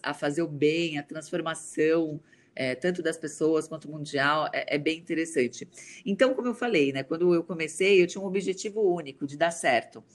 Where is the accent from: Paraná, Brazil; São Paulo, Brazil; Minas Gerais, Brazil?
São Paulo, Brazil; Santo André; moved away; also born or lived in Alphaville; eu venho de Santo André, da periferia de Santo André